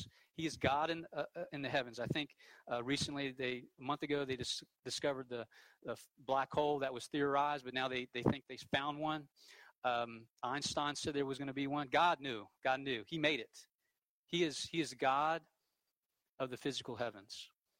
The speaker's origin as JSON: {"language": "English", "region": "the Bible Belt", "country": "United States", "tie": "born or raised there", "said": "You know, I grew up in the Bible Belt. My parents go to church."}